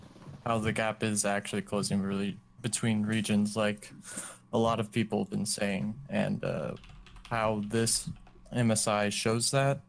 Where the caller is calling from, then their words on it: Dallas, Texas, United States; I'm calling from the Dallas area.